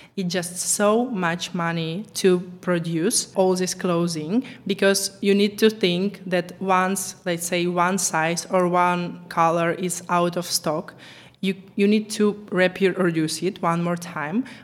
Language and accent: English; Ukraine; English is a second language; moved away as an adult; now in Czech Republic; I was born in Ukraine, but I'm living in Czech Republic for last 10 years.